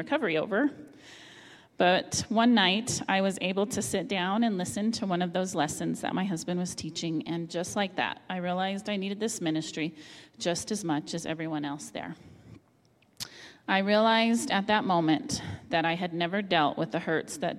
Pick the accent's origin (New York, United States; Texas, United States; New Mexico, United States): New Mexico, United States; Las Cruces; also born or lived in Albuquerque, New Mexico; I returned to my hometown of Las Cruces, New Mexico